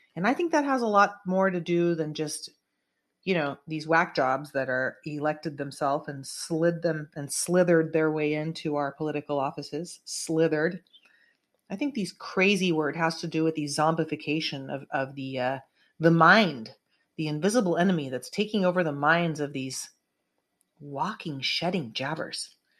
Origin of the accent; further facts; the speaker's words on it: California, United States; I'm proud to say as a Californian